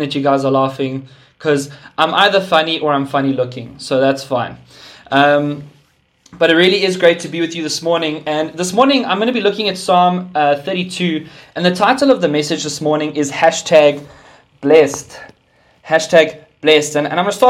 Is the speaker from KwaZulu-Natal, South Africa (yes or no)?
no; Sandton, Gauteng, South Africa; moved away as an adult; now in Pretoria, South Africa; I was born and raised in Sandton, and then God moved me to Pretoria beginning of this year